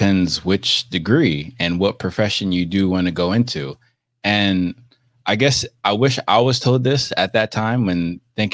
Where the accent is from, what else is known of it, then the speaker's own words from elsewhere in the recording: United States; I can only speak as an American and an African American